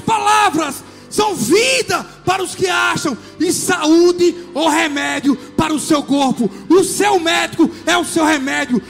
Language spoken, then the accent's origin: Portuguese; Juazeiro, Bahia, Brazil; now in Salvador, Brazil; Eu morava em Juazeiro, minha terra natal